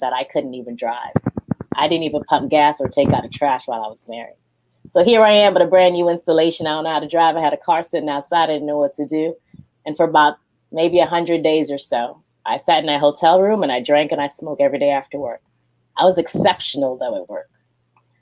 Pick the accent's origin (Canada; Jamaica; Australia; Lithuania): Jamaica; moved away; also born or lived in Japan; I'm Jamaican